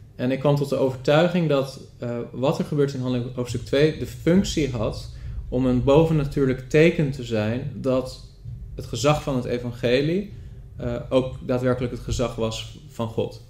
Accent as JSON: {"language": "Dutch", "town": "Rotterdam", "region": "South Holland", "country": "Netherlands", "tie": "born or raised there", "said": "ik ben opgegroeid in de evangelische ja. wereld. De volle evangelische gemeente, of een lokale volle evangelische gemeente, wat kleinere gemeente in Rotterdam."}